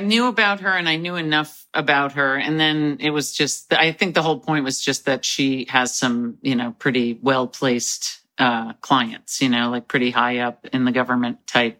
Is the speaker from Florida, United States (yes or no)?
no; Nyack, New York, United States; also born or lived in Manhattan, New York; I was born in Manhattan. I was raised near Nyack.